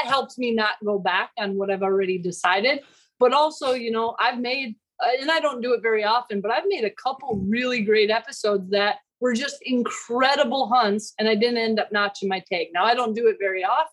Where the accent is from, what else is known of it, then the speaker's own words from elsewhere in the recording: Minnesota, United States; when I was growing up, I grew up in Minnesota